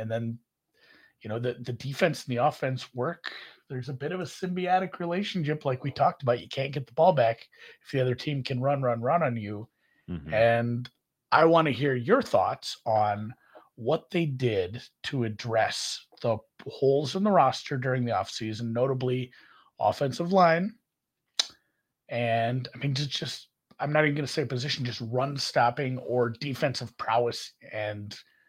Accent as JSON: {"language": "English", "region": "Minnesota", "country": "United States", "accent": "Minnesota", "said": "Maybe that's my Minnesota accent."}